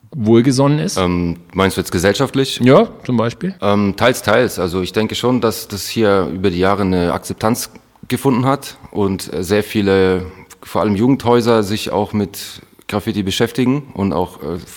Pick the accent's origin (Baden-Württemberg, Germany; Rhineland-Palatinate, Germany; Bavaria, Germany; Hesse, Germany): Baden-Württemberg, Germany; Stuttgart; Klar, also … wie du schon gesagt hast, Herausgeber vom Street of Magazin, bin gebürtiger Stuttgarter